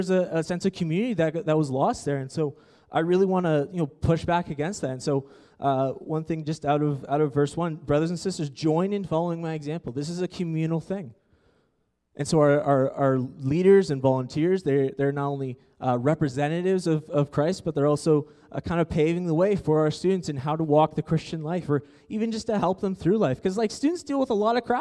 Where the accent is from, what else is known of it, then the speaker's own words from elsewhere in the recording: Ontario, Canada; moved away; I come from Ontario